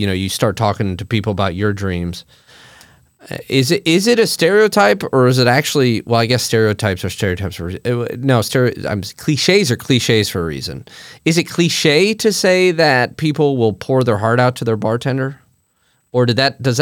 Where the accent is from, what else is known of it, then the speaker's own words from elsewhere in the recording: Champaign, Illinois, United States; I'm from Central Illinois. I'm from near Champaign, Urbana.